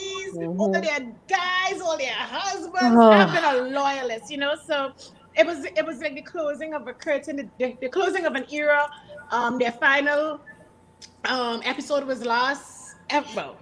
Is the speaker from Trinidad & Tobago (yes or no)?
yes; Trinidad & Tobago; Trinidad and Tobago, which is also my home country